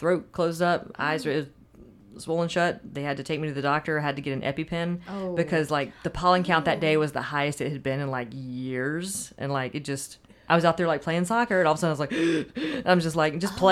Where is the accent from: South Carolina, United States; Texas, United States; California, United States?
South Carolina, United States; Anderson; moved away; also born or lived in Nashville; I grew up in Anderson, South Carolina.